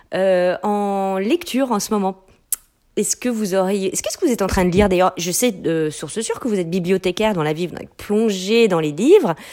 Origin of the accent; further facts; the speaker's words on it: France; also born or lived in Quebec; now in Canada; en tant que Française installée au Québec depuis très